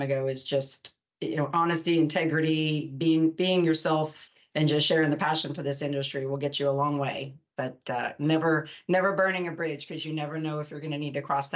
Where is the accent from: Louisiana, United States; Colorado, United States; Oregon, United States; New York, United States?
New York, United States; Long Island; moved away as an adult; also born or lived in Texas; I grew up on Long Island, New York